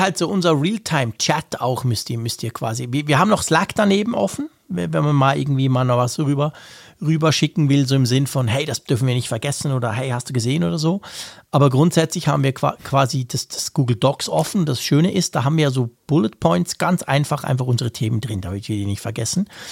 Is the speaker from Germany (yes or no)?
no; Bern, Switzerland; als, äh, Berner